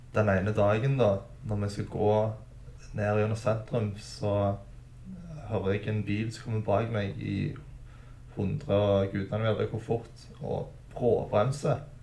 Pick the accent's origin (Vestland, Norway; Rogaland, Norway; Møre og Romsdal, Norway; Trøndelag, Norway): Rogaland, Norway; Stavanger; jeg vokste opp på Storhaug på tidlig 2000-tallet